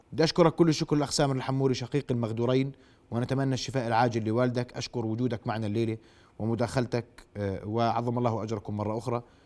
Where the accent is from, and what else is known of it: Jordan